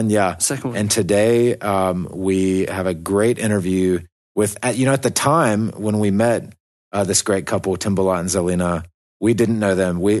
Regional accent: Kabardino-Balkaria, Russia; English is a second language

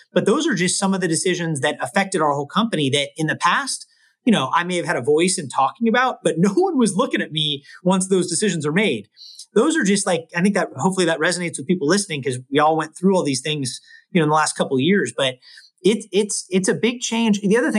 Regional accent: Bay Area, California, United States; also born or lived in Los Angeles; I grew up in the Bay Area. I've been a Warrior. I've lived in the Bay Area my whole life except college.

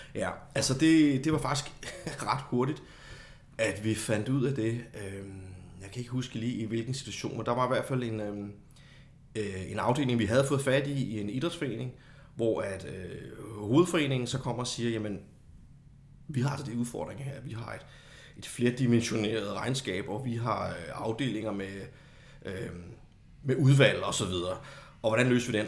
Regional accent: Copenhagen, Capital Region of Denmark, Denmark; moved away as an adult; now in Kolding, Denmark; så er jeg jo oprindeligt fra København

